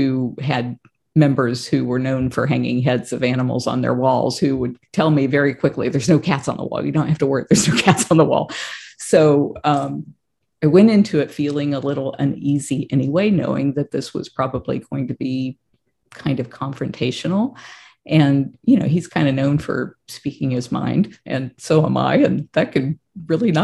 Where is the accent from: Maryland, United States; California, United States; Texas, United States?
Texas, United States; I was born in Texas